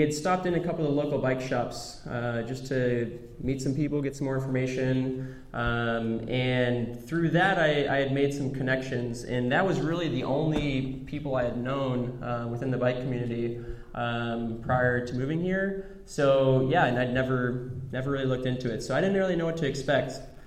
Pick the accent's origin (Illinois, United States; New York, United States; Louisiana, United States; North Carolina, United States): Illinois, United States; Chicago; moved away as an adult; also born or lived in Denver; so I grew up in the Chicagoland area, southwest suburbs, born and raised there from birth through going to college.